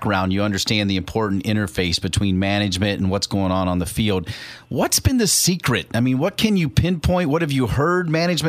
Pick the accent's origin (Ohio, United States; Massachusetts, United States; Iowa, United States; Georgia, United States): Ohio, United States; moved away; I'm from Ohio originally